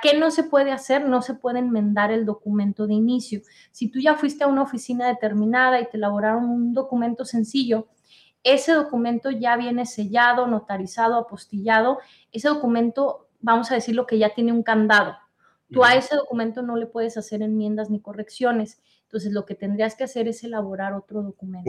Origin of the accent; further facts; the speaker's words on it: Mexico; now in United States; tú y yo somos de México, ¿verdad? Pero vivimos aquí en Estados Unidos